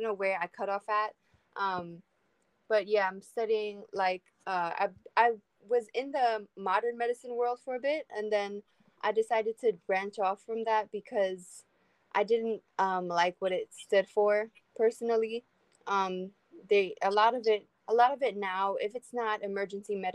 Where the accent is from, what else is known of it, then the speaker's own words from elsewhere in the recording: New York City, New York, United States; I am born as well in Brooklyn, New York. Here my whole life